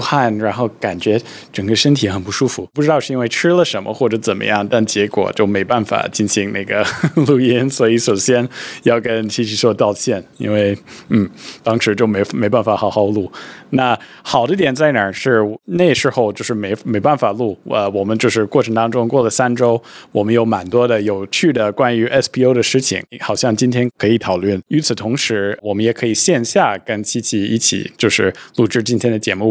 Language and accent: Chinese; United States; moved away; 我自己小时候在美国长大